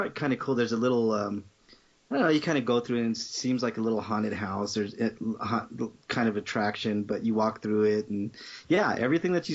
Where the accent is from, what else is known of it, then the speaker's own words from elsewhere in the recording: Denver, Colorado, United States; I born and raised in Denver